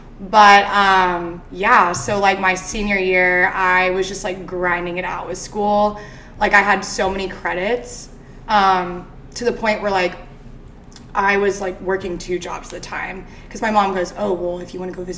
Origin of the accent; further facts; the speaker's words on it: Arizona, United States; moved away as an adult; also born or lived in Kentucky; now in Nashville, United States; So I grew up in Arizona. I went to high school out there until I was about 18.